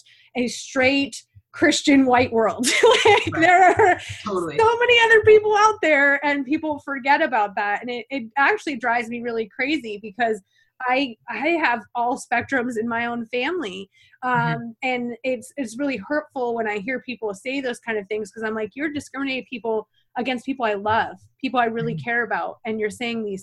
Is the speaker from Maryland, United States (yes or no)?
no; upstate New York, United States; I'm from like upstate New York